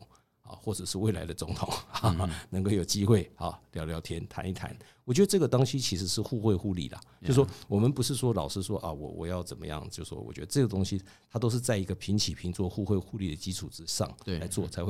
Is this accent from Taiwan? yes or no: yes; Taiwan; 我们一直就是中华民国台湾嘛